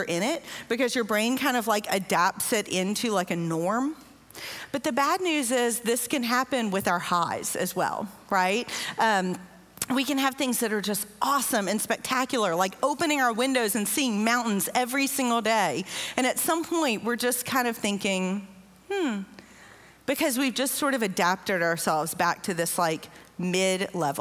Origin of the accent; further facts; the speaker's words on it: Louisiana, United States; now in Southeast Texas, United States; I am from Louisiana, which is even flatter. In fact, just like 15 minutes from my house in Louisiana